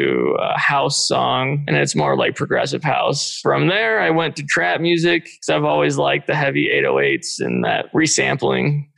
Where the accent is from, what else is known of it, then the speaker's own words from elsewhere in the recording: Wyoming, United States; also born or lived in Southern California; I was born in SoCal. We moved to Wyoming when I was 10. So I'm 30 now.